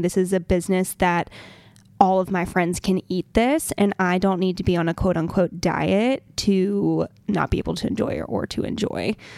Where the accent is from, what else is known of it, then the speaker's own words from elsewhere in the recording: Montgomery, Alabama, United States; moved away; I'm from Montgomery, Alabama